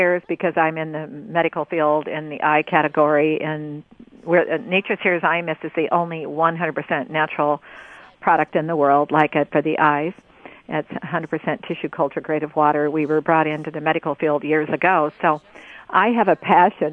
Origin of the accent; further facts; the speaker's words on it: Oregon, United States; I'm from Oregon here